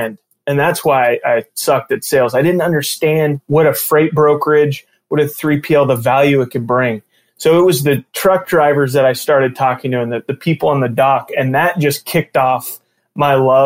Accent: Newport Beach, California, United States; also born or lived in Kansas City; I live in, born and raised in Southern California. I'm in Newport Beach.

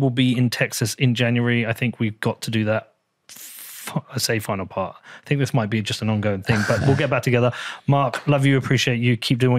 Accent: Bedford, East of England, United Kingdom; I filmed part of it in my hometown of Bedford and also in Harlow.

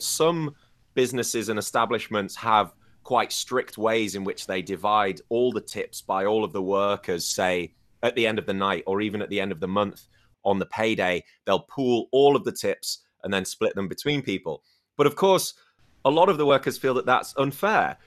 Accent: United Kingdom; moved away as an adult; now in China; I'm from the United Kingdom

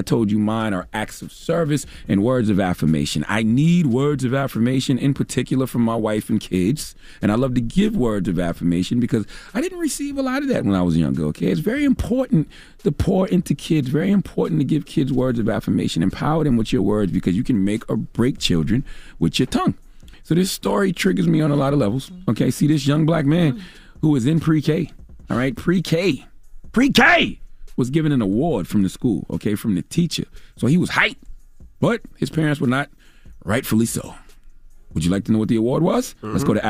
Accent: South Carolina, United States; being that I hail from South Carolina, but I was used to my brand of racist.

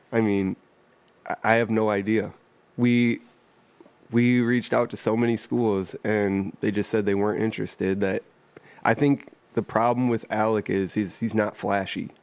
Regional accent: Toledo, Ohio, United States; I grew up in East Toledo

